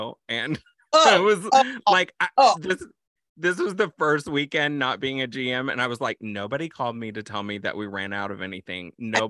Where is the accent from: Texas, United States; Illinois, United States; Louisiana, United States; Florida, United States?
Texas, United States; born there; I was born in Texas.